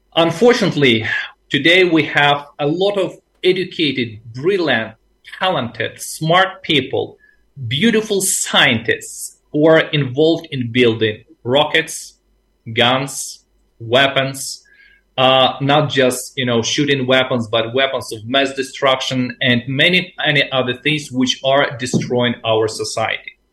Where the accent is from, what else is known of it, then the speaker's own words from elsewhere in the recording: Ukraine; also born or lived in Asia; I am from the Ukraine